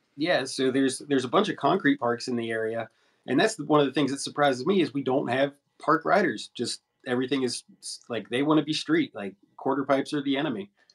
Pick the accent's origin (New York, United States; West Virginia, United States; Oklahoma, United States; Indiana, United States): West Virginia, United States; St. Albans; now in Charleston, United States; in my hometown of St. Albans